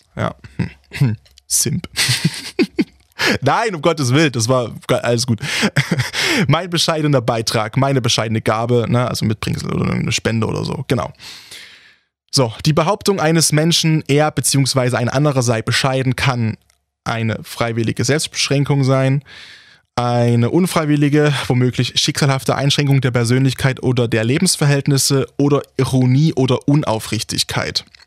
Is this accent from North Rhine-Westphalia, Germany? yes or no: no; Saxony, Germany; hier bei uns in Sachsen